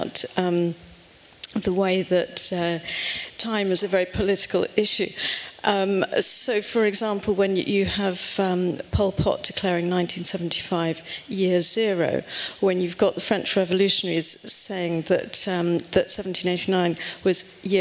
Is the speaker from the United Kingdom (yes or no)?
yes; United Kingdom; you can tell from my accent that I come from over the pond